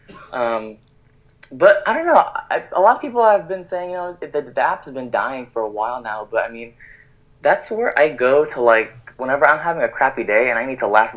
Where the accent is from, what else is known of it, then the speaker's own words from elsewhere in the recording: Dallas, Texas, United States; I grew up in Dallas, Texas my whole life